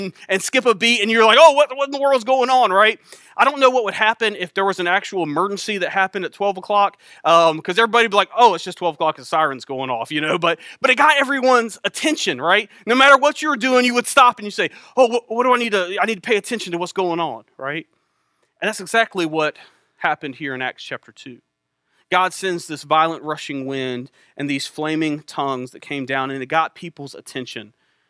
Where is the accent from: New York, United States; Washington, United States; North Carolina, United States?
North Carolina, United States; Elizabeth City; I grew up in Elizabeth City, not too far from here.